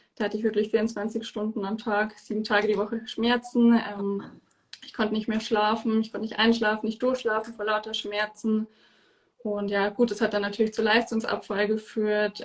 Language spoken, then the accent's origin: German; near Munich, Bavaria, Germany; ich komme aus der Nähe von München